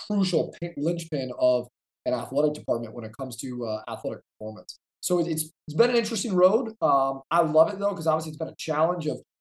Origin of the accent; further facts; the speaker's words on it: New York, United States; moved away as an adult; I'm originally from New York